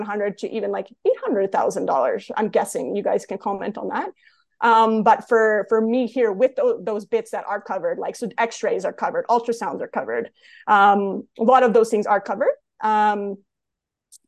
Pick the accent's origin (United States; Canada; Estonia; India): Canada; accent: Canadian; also born or lived in Calgary area, Alberta; as a Canadian